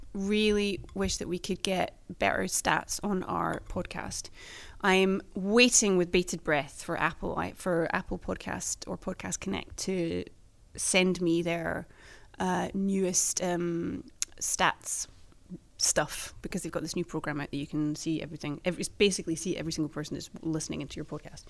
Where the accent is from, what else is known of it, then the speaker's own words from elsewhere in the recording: United Kingdom; now in Sweden; my own country